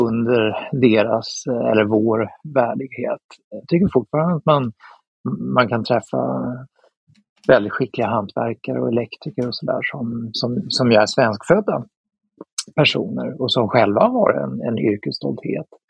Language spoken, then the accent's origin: Swedish; Sweden